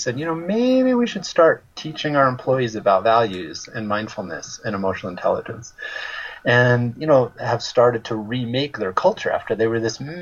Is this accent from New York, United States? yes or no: yes; Westchester County, New York, United States; I grew up in Westchester County, which is a suburb of New York City